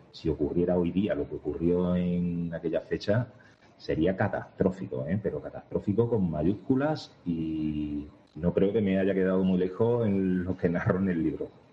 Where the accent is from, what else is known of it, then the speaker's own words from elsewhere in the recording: Segura de León, Extremadura, Spain; yo soy de Segura de León